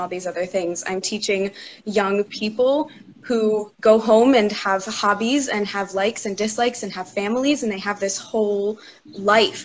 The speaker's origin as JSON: {"language": "English", "region": "New Jersey", "country": "United States", "moved": "as an adult", "lives_now": "Pennsylvania, United States", "said": "I'm originally from New Jersey. Now I live in Pennsylvania. I moved here for college"}